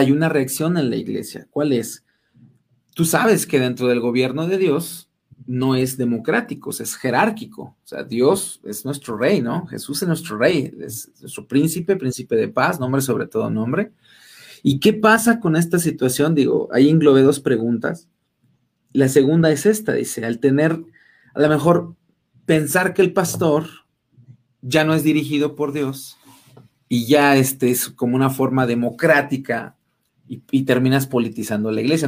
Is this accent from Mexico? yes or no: yes; Mexico City, Mexico; moved away; also born or lived in Rayón, San Luis Potosí / Cárdenas, San Luis Potosí / Rioverde, San Luis Potosí; yo soy de allá de, bueno, soy, soy chilango, pero radiqué mucho tiempo ahí en, Rayón Cárdenas, Río Verde